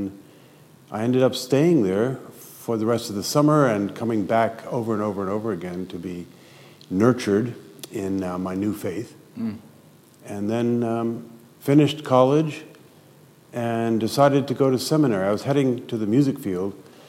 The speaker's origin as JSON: {"language": "English", "town": "Paris", "region": "Île-de-France", "country": "France", "tie": "born or raised there", "also_born_or_lived": "United States / Switzerland", "moved": "yes", "lives_now": "Philadelphia, United States", "said": "I grew up in Paris, spent some of my schooling in the States. My parents moved to Switzerland, and so that was home for a while."}